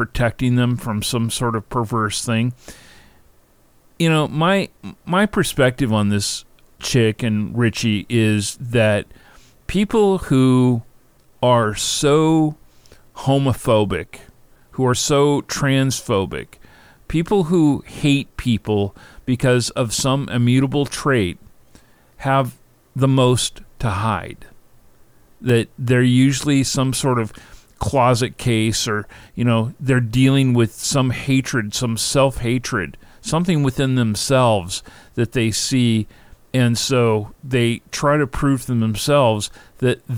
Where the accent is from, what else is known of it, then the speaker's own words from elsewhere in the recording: Seattle, Washington, United States; I grew up in Seattle